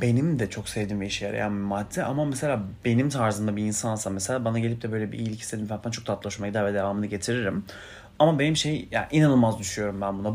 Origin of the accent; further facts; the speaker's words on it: Turkey; I'm Turkish